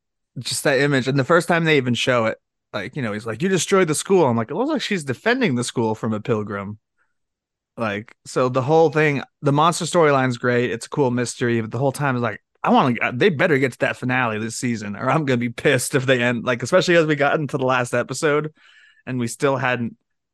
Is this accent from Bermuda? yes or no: no; Ireland; I'm Irish.